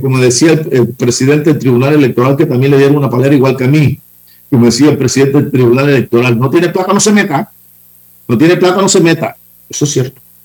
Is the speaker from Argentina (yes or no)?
no; Los Santos, Panama; Mi casa, Los Santos, está solita